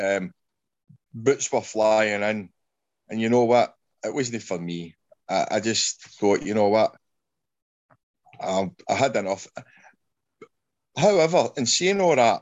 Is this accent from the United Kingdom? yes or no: yes; Glasgow, Scotland, United Kingdom; I grew up in Glasgow